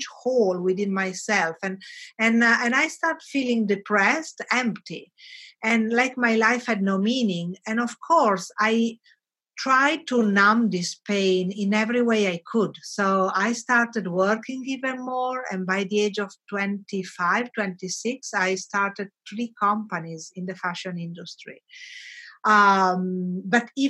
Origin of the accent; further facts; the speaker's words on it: Bologna, Emilia-Romagna, Italy; moved away as an adult; also born or lived in Milan / Africa; My hometown is Bologna